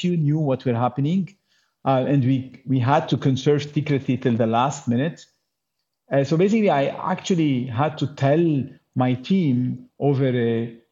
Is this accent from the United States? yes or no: no; Lebanon; we're from Lebanon